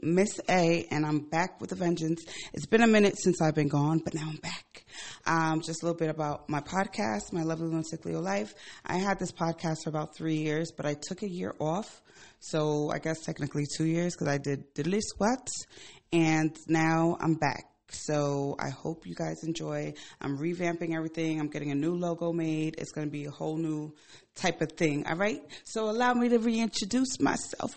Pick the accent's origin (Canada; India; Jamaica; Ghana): Ghana; moved away; I'm from Ghana. I go to Ghana pla-, quite often